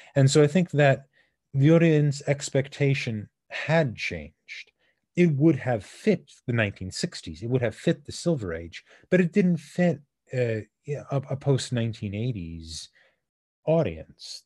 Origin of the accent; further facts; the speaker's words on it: United States; we're American